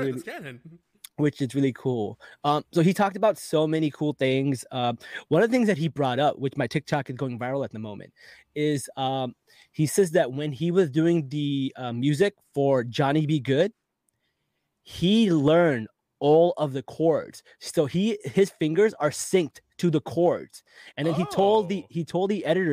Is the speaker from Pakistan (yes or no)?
yes; Pakistan; I'm from Pakistan, and where I'm from, we don't need roads